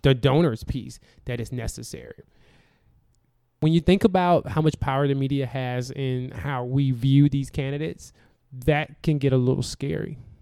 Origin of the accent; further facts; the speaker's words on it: the South, United States; I'm from the South